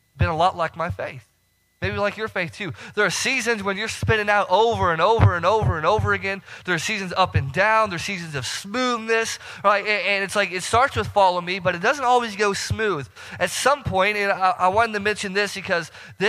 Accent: Northern Illinois, United States; moved away as an adult; So I'm from Northern Illinois, and, you know, down here, we do not get the snow that I'm used to, right? So your couple inches of snow, man, we're talking feet back where I'm from.

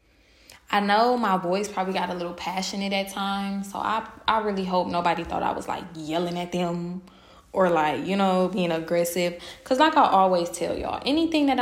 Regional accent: Milwaukee, Wisconsin, United States; moved away as an adult; I do like living outside of my hometown

